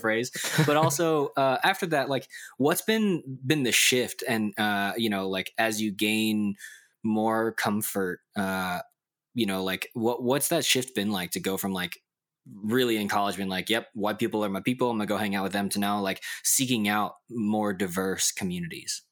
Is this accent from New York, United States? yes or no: no; Dallas, Texas, United States; I remember in public elementary, race was a huge issue on the playground because, like, in Dallas